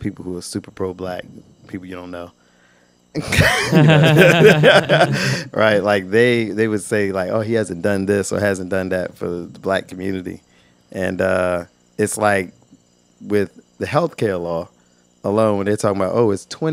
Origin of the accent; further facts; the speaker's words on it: Virginia, United States; I'm from Virginia